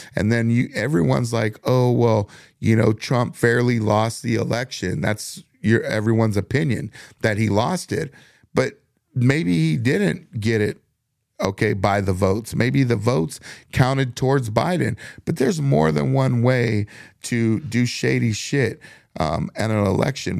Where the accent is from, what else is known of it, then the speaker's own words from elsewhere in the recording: United States; we're all Americans. We all bleed the same color. We were all born in the same country.